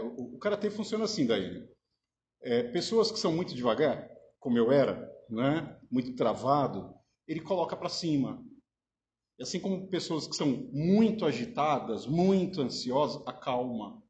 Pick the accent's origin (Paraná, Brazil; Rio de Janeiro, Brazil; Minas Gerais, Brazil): Minas Gerais, Brazil; moved away as an adult; now in Araraquara, Brazil; venho de Minas Gerais, estou em Araraquara há seis anos